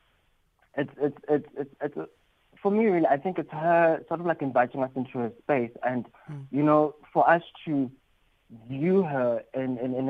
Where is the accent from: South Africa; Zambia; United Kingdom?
South Africa; being South African